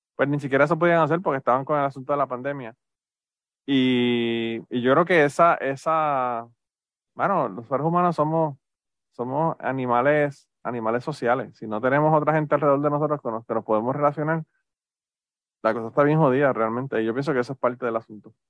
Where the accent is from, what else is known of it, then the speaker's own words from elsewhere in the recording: Puerto Rico; moved away; nosotros venimos de Puerto Rico